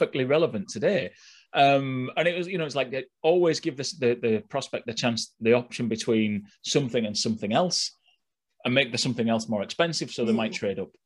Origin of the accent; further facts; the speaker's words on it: Yorkshire and the Humber, United Kingdom; I'm from Yorkshire